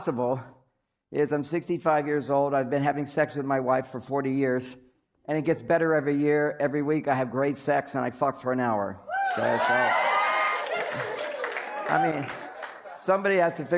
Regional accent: San Francisco, California, United States; I'm from the Bay Area, San Francisco

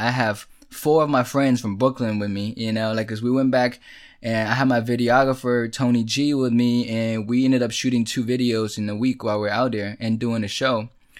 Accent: China; born there; it was 7 cities to places that I haven't been and I was born in China.

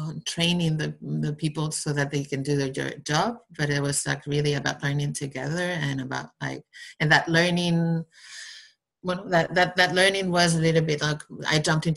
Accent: Basque Country, Spain; now in Barcelona, Spain; I'm from the Basque country in Spain. I live in Barcelona right now

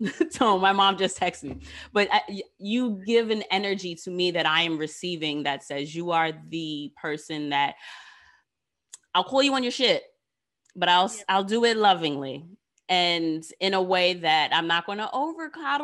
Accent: New York City, New York, United States; Queens is mine because I am from here

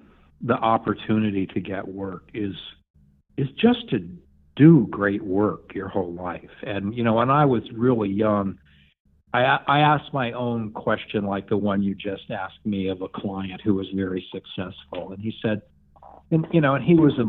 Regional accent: Borscht Belt Catskills, New York, United States; I grew up in the Borscht Belt Catskills.

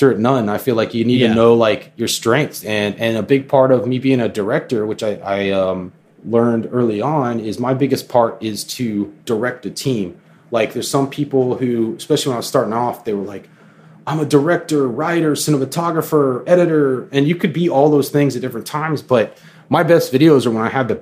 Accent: Florida, United States; me growing up in Florida

